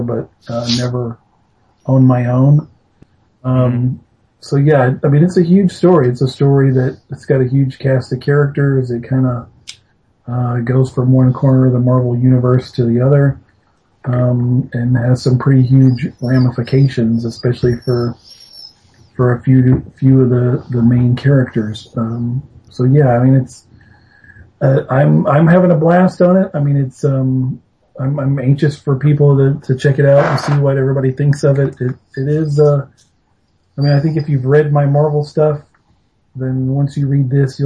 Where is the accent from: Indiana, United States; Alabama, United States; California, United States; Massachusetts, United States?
Alabama, United States; I grew up in Alabama